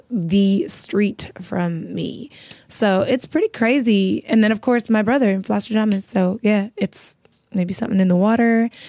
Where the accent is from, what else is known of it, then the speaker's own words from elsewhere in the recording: Chicago, Illinois, United States; South suburbs, where all good things in music come from, apparently.